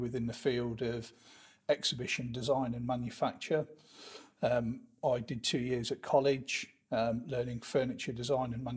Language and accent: English; Leamington Spa, West Midlands, United Kingdom; born and bred in Leamington Spa